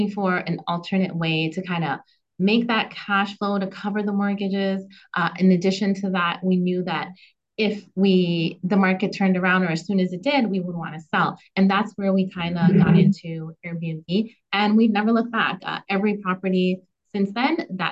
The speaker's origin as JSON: {"language": "English", "country": "Canada", "said": "as a Canadian"}